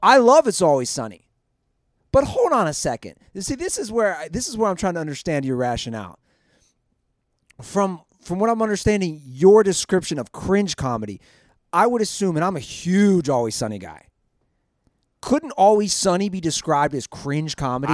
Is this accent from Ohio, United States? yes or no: yes; Cincinnati, Ohio, United States; my hometown of Cincinnati.